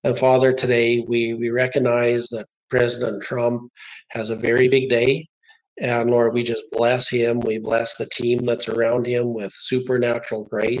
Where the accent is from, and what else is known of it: Canada